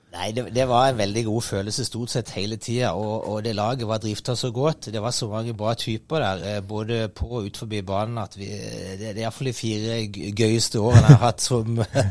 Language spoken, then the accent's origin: Norwegian; Kristiansand, Agder, Norway; moved away; jeg er oppvokst på Søm og havna i Don